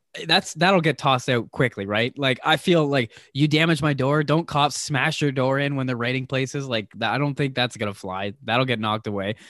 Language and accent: English; East Coast, United States; moved away; I'm from the East Coast